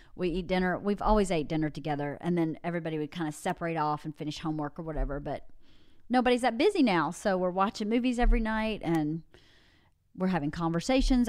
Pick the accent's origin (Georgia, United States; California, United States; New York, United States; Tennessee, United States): Georgia, United States; born or raised there; moved away